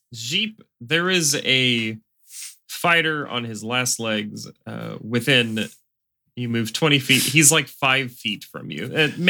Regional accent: Canada; I'm Canadian.

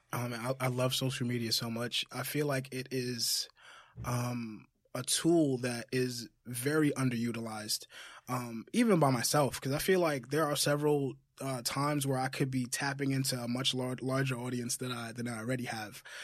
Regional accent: Jamaica; moved away; Jamaica. I'm from Jamaica

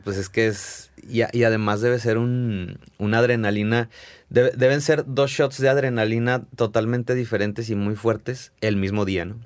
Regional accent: Zacatecas, Mexico; moved away as an adult; now in Guadalajara, Mexico; Nacido y criado en Zacatecas

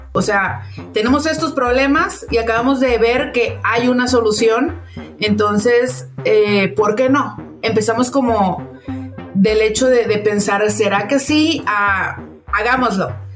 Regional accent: León, Guanajuato, Mexico; moved away as an adult; now in Calgary, Canada; somos de México, este, llegamos aquí a Calgary

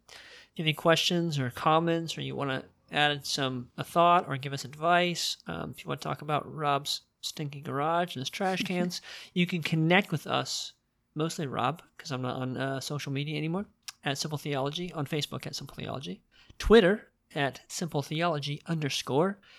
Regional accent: United States; why was I born in America

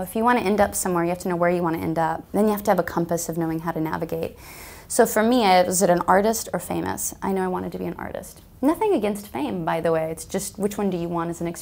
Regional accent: Alaska, United States; I'm from Alaska, my family were pioneers. I grew up on a homestead

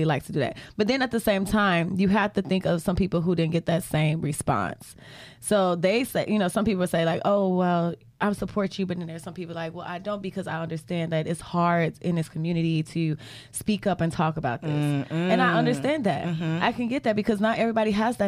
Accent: Chicago, Illinois, United States; we're from Southside

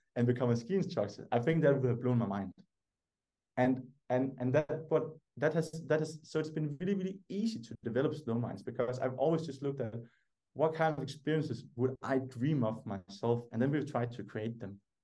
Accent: Denmark; English is a second language; I was the only Danish person

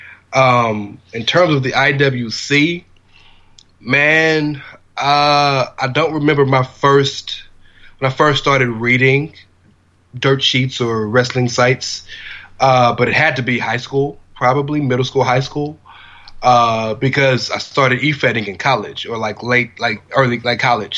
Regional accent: Houston, Texas, United States; I'm from Houston, Texas

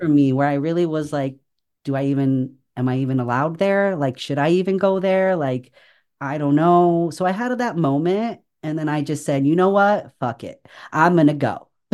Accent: San Francisco Bay Area, California, United States; moved away as an adult; also born or lived in Chicago; I grew up in San Francisco Bay Area.

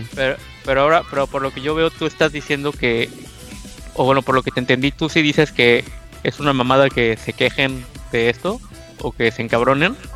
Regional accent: Mexico

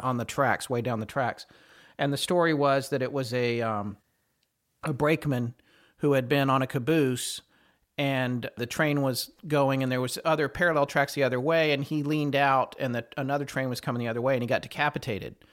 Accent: North Carolina, United States; I'm from North Carolina, so when I was growing up, I was in North Carolina

